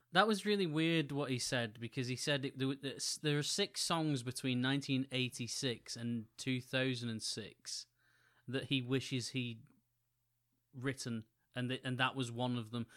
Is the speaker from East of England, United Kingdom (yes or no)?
no; Wigan, North West England, United Kingdom; in my hometown